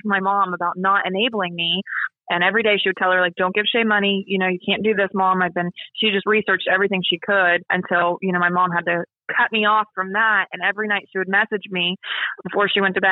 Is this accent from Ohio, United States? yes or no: yes; Ohio, United States; moved away as an adult; now in Parkersburg, United States; I'm originally from Ohio, but I'm married now. So I live in Parkersburg, West Virginia.